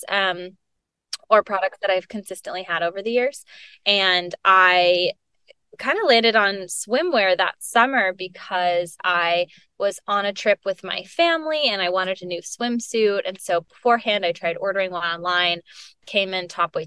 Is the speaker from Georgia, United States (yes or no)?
yes; Atlanta, Georgia, United States; moved away as an adult; also born or lived in Chapel Hill, North Carolina / New York City; now in Austin, United States; I was born and raised in Atlanta, Georgia, and lived in the same house my whole life